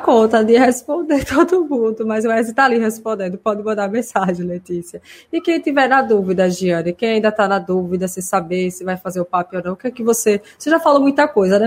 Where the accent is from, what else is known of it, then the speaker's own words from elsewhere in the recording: Simão Dias, Sergipe, Brazil; now in Aracaju, Brazil; eu sou do interior, sou de Simão Dias, uma cidade que fica 100 quilômetros daqui. Meus pais ainda moram lá